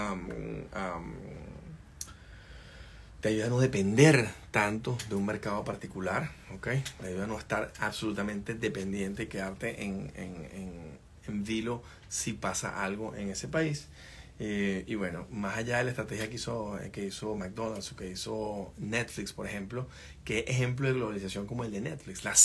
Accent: Venezuela; moved away as an adult; Cuando yo me fui en el 2016 de Venezuela, decíamos que teníamos todo en la coordinadora, en el negocio nuestro, teníamos todo invertido en Venezuela

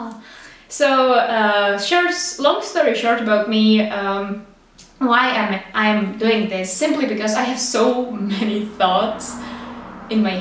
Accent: Czechia; English is a second language; I have accent. I am from Czech Republic and sometimes I will make some uh, terrible English mistakes.

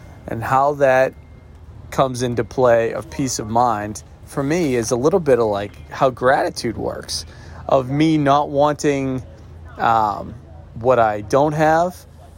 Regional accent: Florida, United States; even though I grew up in Florida and I hate Disney.

